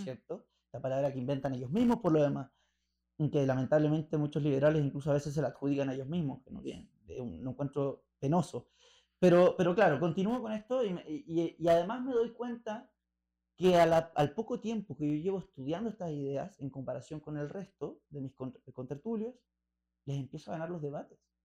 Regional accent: Chile; accent: Chilean Spanish; moved away as an adult; also born or lived in Rosario, Argentina; yo sé que soy chileno y el español chileno es, es como el inglés escocés

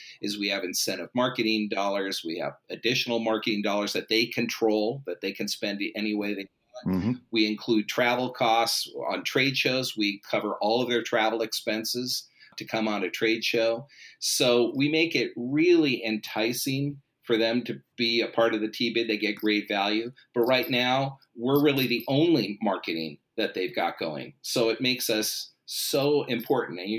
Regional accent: Los Angeles, California, United States; I grew up in Los Angeles in the San Fernando Valley in the shadows of Hollywood.

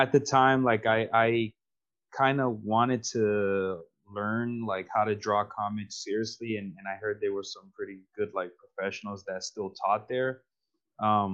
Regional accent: New York, United States; from New York. Cool. Basically just born and raised

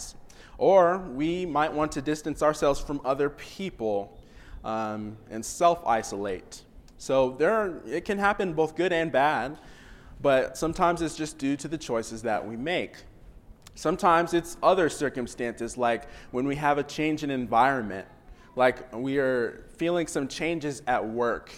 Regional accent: Washington, United States; now in Oklahoma, United States; I grew up in Washington

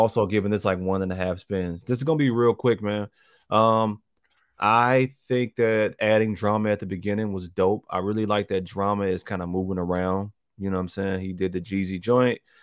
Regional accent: Chicago, Illinois, United States; I was born in the North Lawndale area

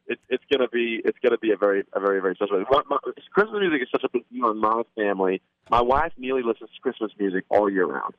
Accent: Australia; now in Nashville, United States; my brother … and I are originally born in Australia

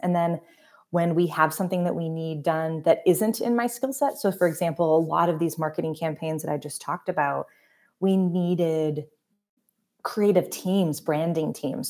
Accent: Sweden, Maine, United States; moved away as an adult; also born or lived in upstate New York / Washington, D.C.; I grew up in the small town of Sweden out near Freiburg in Western Maine, went to Freiburg Academy.

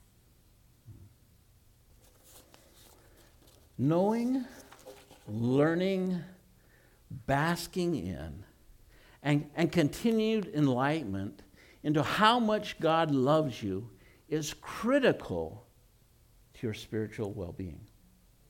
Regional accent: Utah, United States; I was raised in Utah, and I was raised in a Christian home

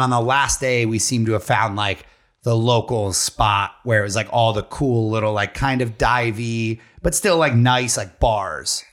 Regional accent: Pennsylvania, United States; we're all from Pennsylvania or this immediate area.

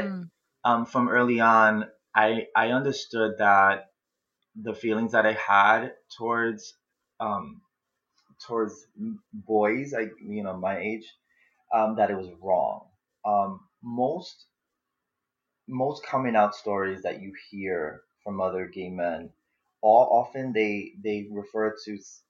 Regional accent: New York City, New York, United States; I was born and raised in the Bronx, New York

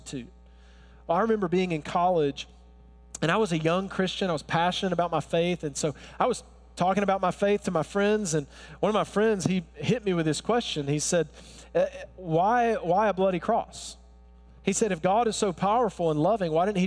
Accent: Alabama, United States; accent: Alabama; I was born and raised in Alabama. If you're wondering, where's that accent from? I can't, it's not Brooklyn, it's Alabama.

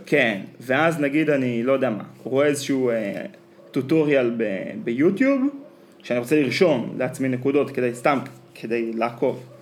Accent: Israel; אחת החוויות שלי בתור ילד בקיבוץ

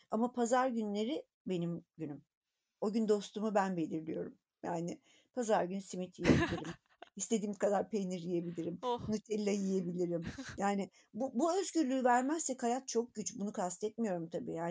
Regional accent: Anatolia, Turkey; born there; annem babam öğretmen, Anadolu'nun bir köyünde doğdum. Oradan oradan buraya gelene kadarki yolculuğumu düşünüyorum.

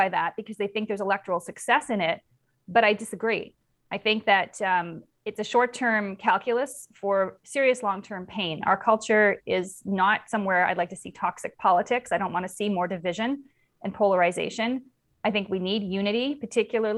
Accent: Canada; as just a Canadian, never mind as a conservative

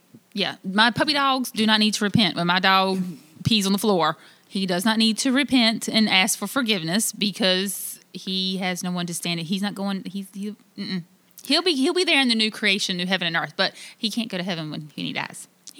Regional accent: North Carolina, United States; now in Illinois, United States; I am an alien in Illinois because I'm originally from North Carolina, okay? I am not from the same area.

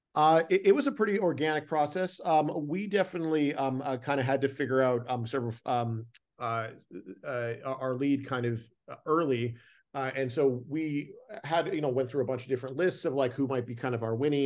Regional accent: Canada; I grew up in Canada, so I'm very familiar with snow.

